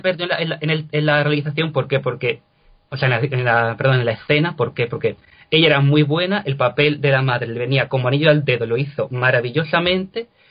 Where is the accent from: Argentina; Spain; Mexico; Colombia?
Spain; Cádiz, Andalusia; moved away as an adult; also born or lived in Lisbon; now in Granada, Spain; no soy de Granada, yo soy de Cádiz, yo soy gaditano